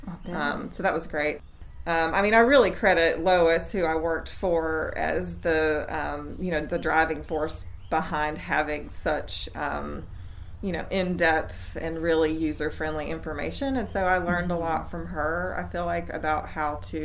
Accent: Athens, Tennessee, United States; moved away as an adult; also born or lived in Sewanee, Tennessee / Birmingham, Alabama; I was born and raised in East Tennessee, and I grew up in Athens, Tennessee, which is in McMinn County.

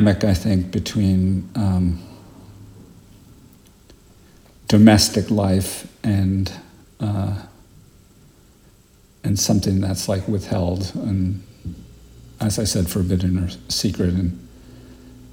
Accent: New York, United States; moved away as an adult; now in Great Barrington, United States; I grew up in Park Slope

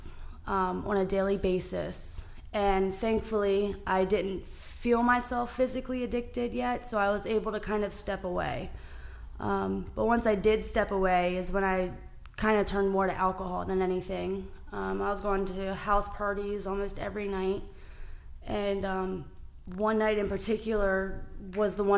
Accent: Calvert County, Maryland, United States; I grew up in Calvert County, Maryland

